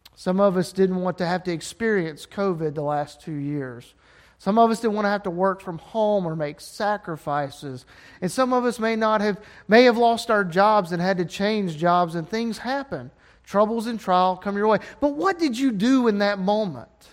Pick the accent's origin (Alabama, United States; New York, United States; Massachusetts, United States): Alabama, United States; I'm from Alabama and uneducated